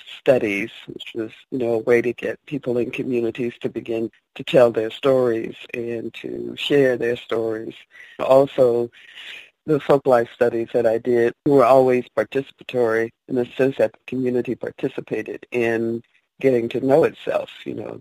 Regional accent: Odessa, Georgia, United States; also born or lived in Augusta, Georgia; I grew up in Odessa, Georgia

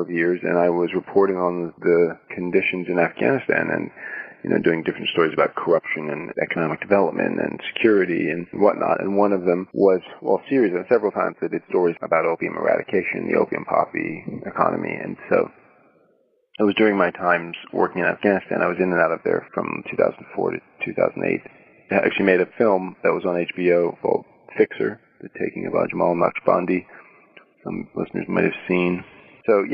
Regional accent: Vermont, United States; also born or lived in Maine; I was raised in Vermont, and so I was raised mostly in Vermont and on the coast of Maine

